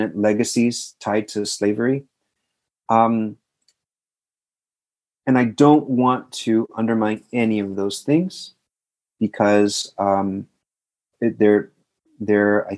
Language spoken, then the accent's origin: English; South Texas, United States; I'm from South Texas